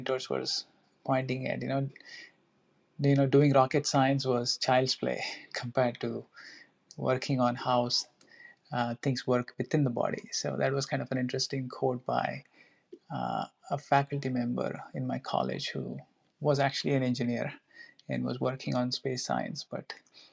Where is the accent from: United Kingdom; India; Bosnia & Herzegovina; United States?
India; moved away; I grew up in India